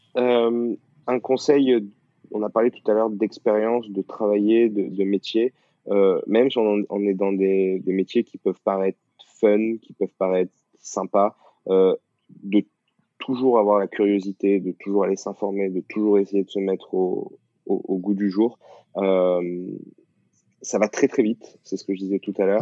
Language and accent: French; the South, southern France, France; je viens du Sud